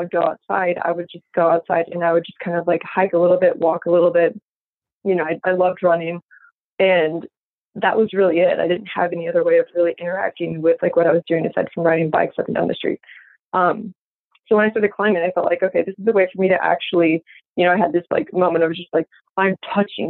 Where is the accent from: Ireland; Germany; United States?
United States; Midwest; moved away; also born or lived in Florida; growing up in the Midwest